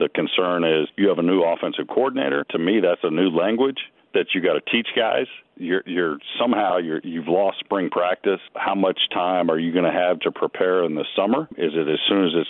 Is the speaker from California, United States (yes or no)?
yes; California, United States; now in Florida, United States; I grew up in California